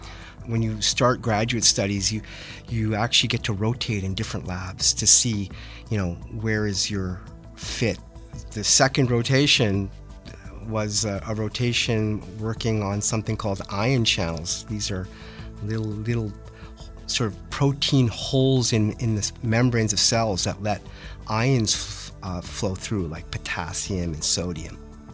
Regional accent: Western Canada, Canada; Yeah, so I grew up in Western Canada.

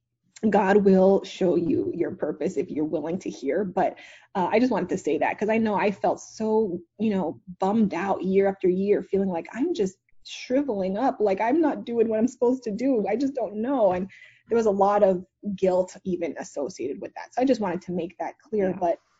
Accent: Montreal, Quebec, Canada; now in Dallas, United States; I'm actually originally from Montreal, Canada. So I'm not an American

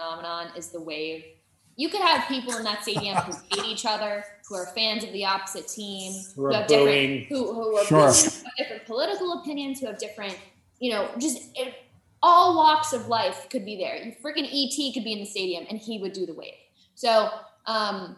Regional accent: Los Angeles, California, United States; I'm from

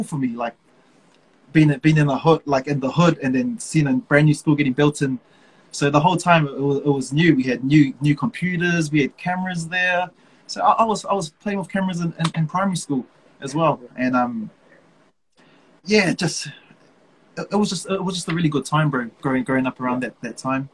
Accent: Auckland, New Zealand; I was born and bred in Manurewa

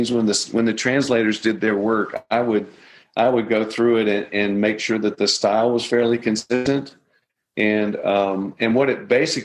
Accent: Nashville, Tennessee, United States; I grew up in Nashville

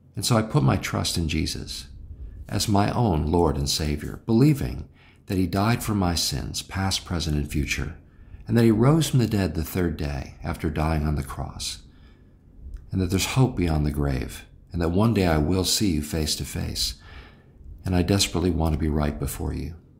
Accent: United States; I'm an American

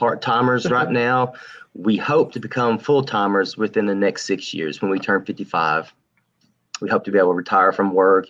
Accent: Winchester, Tennessee, United States; we're from Middle Tennessee. I'm from Winchester.

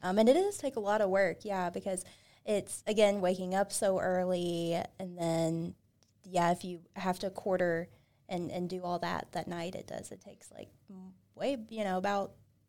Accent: Kentucky, United States; now in Montana, United States; I'm from Kentucky, so my family does hunt

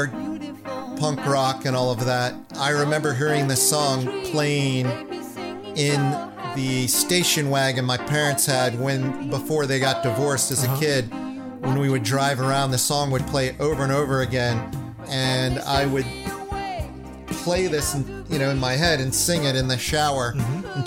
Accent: Washington, District of Columbia, United States; when I was a kid, I was into the punk rock thing growing up in Washington, D.C.

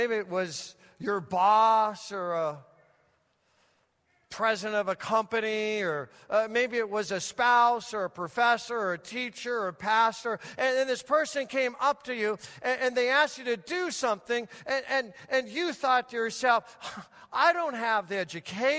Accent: Denver, Colorado, United States; When I was a child growing up in Denver, Colorado

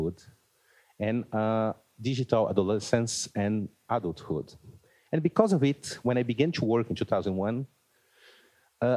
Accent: Brazil; I'm from Brazil

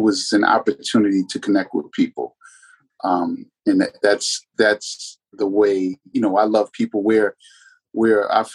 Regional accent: Alexandria, Virginia, United States; also born or lived in San Diego, California; we landed in Alexandria, Virginia, essentially. That's where I'm from. A couple stops along the way, but Alexandria, Virginia is my hometown.

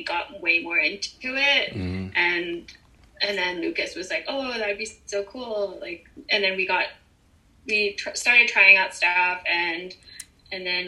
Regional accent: Calgary, Alberta, Canada; also born or lived in Philippines; I'm originally from the Philippines, and then I moved to Canada when I was 5. And like growing up here

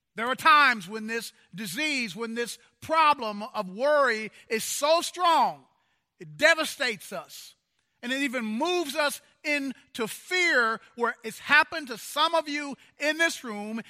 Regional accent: Kansas City, Missouri, United States; When I was growing up, in my hometown in Kansas City, Missouri, it was a very segregated town.

